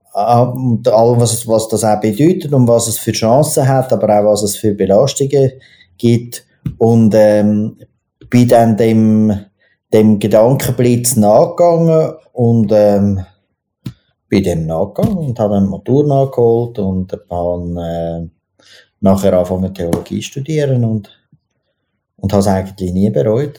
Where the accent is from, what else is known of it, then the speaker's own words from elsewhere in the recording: Zurich, Switzerland; ich bin im, im, im Drogenzürich aufgewachsen, also im Niederdorf